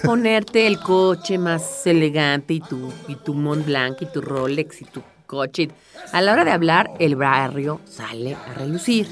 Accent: Mexico City, Mexico; no solamente soy chilanga, sino soy de lana de la Narvarte

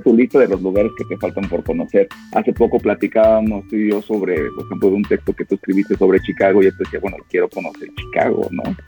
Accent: Aguascalientes, Mexico; En, en Aguascalientes, de donde yo soy

